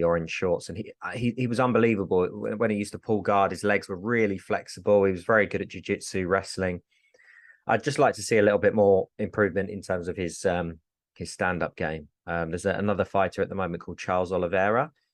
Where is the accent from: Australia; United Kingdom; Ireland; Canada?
United Kingdom; England; I'm English